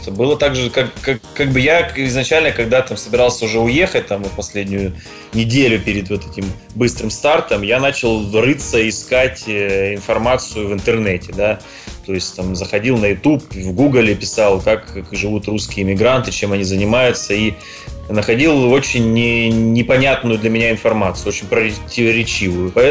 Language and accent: Russian; Novorossiysk, Krasnodar Krai, Russia; now in New York, United States; А, ну, я живу в Америке полтора года, приехал я с России, с города Новороссийска.